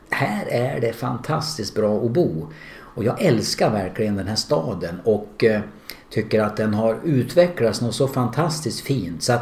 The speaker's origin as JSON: {"language": "Swedish", "town": "Hudiksvall", "region": "Gävleborg County", "country": "Sweden", "moved": "as an adult", "lives_now": "Västerås, Sweden", "said": "Jag är från Glada Hudik."}